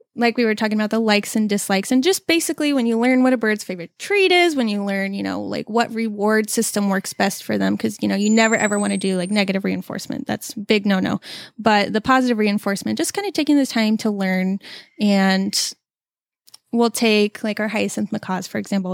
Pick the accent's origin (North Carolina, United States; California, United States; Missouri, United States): California, United States; Southern; moved away; originally I'm from California